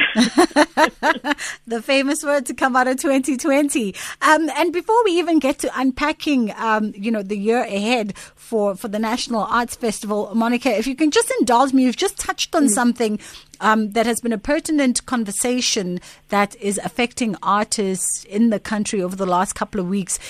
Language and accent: English; South Africa; as a South African